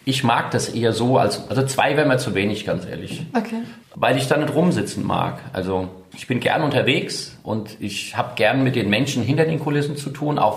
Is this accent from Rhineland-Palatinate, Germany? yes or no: yes; Rhineland-Palatinate, Germany; Also ich bin zwar da draußen groß geworden auf dem Land bei Hase, Fuchs und Igel, aber ich würde mal sagen, 95 Prozent spielt sich in Mainz um Mainz ab.